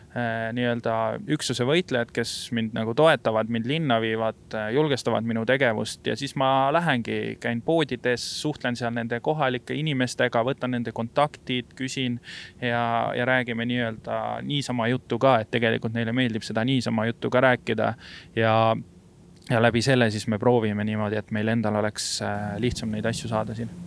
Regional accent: Estonia; me oleme Eestist

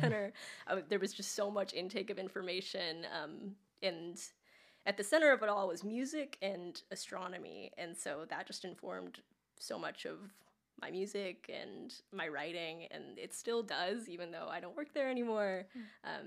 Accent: Los Angeles, California, United States; now in Nashville, United States; I grew up in Los Angeles

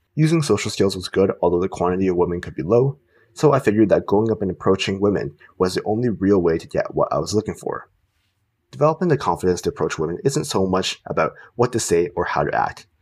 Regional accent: Canada; Canada, the country I live

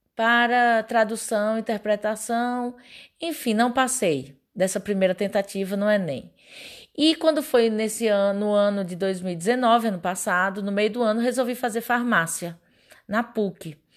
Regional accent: Pernambuco, Brazil; moved away as an adult; now in Goiás, Brazil; sou pernambucana.

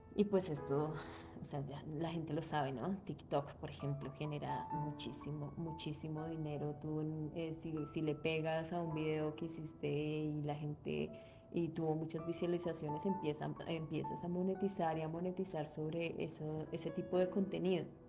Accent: Colombia

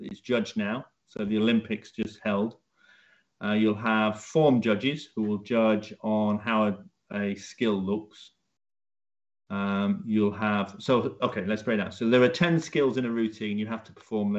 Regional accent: Leeds, Yorkshire and the Humber, United Kingdom; moved away as an adult; now in Cambridge, United Kingdom; I moved down to Cambridge after getting a job down here from my hometown of Leeds.

